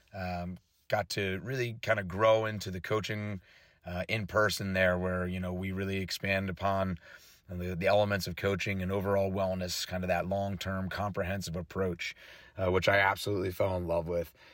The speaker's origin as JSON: {"language": "English", "town": "West Chester", "region": "Pennsylvania", "country": "United States", "tie": "born or raised there", "said": "I grew up around here in the Westchester area uh, where I went to Malvern Prep"}